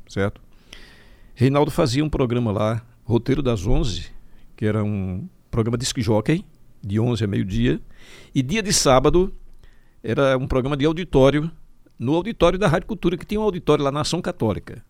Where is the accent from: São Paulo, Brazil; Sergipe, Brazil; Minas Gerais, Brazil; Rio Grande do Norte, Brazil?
Sergipe, Brazil; Itaporanga d'Ajuda; also born or lived in Riachão do Dantas; now in Aracaju, Brazil; E eu me criei em Itaporanga, nasci em Itaporanga, um pouco tempo fui morar no Riachão, eu garotão ainda